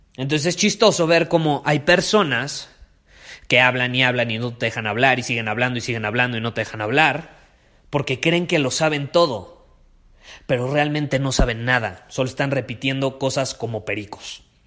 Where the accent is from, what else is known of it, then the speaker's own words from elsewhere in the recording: Mexico; como nosotros somos de México